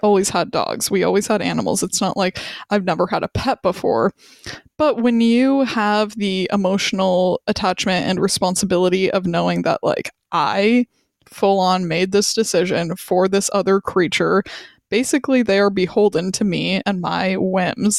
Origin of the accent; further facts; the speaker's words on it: Wyoming, United States; moved away as an adult; now in Charlottesville, United States; We're from Wyoming